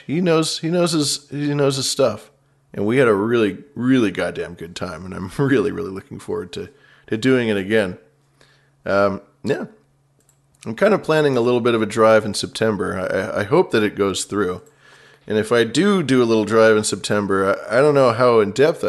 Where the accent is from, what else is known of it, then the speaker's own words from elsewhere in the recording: West Coast, United States; also born or lived in Bay Area; I'm from the West Coast